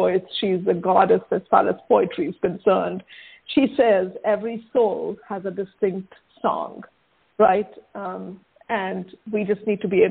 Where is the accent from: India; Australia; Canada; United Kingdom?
India; now in United States; my home country, right, the place of my birth, which is India